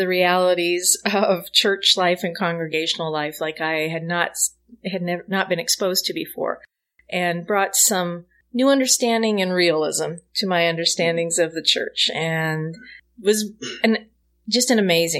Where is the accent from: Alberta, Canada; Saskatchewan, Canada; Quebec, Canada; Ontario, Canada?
Saskatchewan, Canada; And I'm originally from Saskatchewan in Western